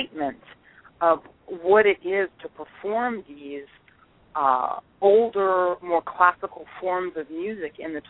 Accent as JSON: {"language": "English", "region": "the South", "country": "United States", "tie": "born or raised there", "moved": "yes", "said": "growing up in the South"}